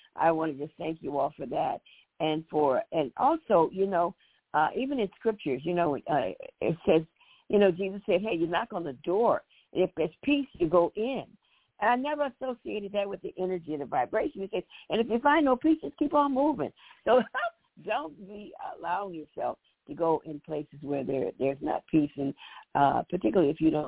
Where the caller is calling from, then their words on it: Chicago, Illinois, United States; from Chicago.